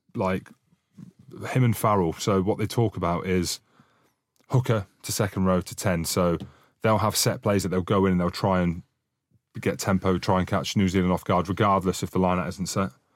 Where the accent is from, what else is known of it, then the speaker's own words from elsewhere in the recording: Scotland, United Kingdom; I'm Scottish